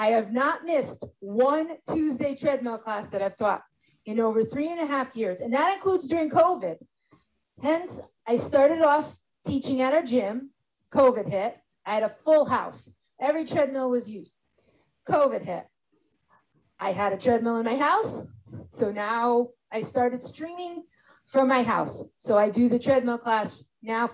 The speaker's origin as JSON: {"language": "English", "town": "North Branford", "region": "Connecticut", "country": "United States", "said": "I'm from North Branford, Connecticut, which is a very small town that borders New Haven."}